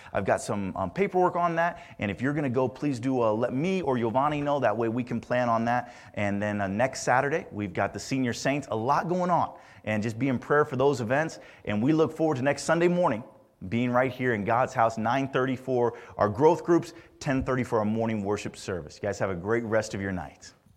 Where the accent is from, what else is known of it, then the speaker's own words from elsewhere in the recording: Indiana, United States; Growing up in Indiana